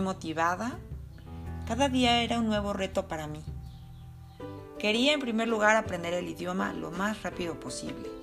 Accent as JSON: {"language": "Spanish", "country": "Mexico", "tie": "born or raised there", "moved": "as an adult", "lives_now": "Germany", "said": "Esto fue cuando emigré de México a Alemania."}